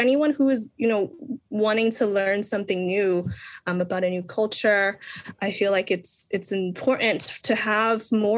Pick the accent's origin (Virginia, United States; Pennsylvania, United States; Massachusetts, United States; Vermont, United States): Massachusetts, United States; Boston; now in Lowell, United States; I am born and raised in Boston, Massachusetts. So I grew up in the Boston public school systems. And currently I reside in Lowell, Massachusetts. So it's a big Cambodian community.